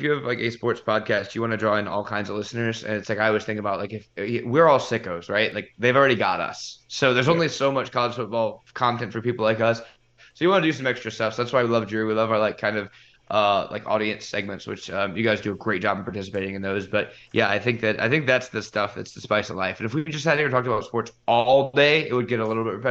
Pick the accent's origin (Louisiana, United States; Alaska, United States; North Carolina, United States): Louisiana, United States; I love culture in a city. Like that's my thing. And I'm from Louisiana.